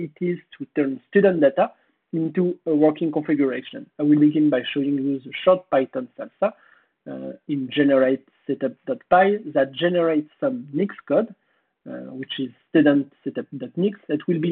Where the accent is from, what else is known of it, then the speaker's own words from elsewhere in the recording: France; accent: French; English is a second language; my French accent